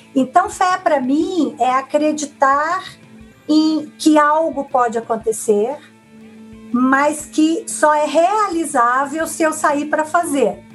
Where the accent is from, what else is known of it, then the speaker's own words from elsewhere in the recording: Minas Gerais, Brazil; moved away; sou mineira do interior, de uma família relativamente grande